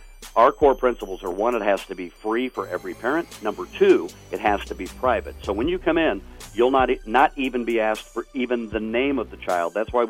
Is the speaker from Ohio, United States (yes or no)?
yes; Grove City, Ohio, United States; by the way, I was born and raised in Grove City.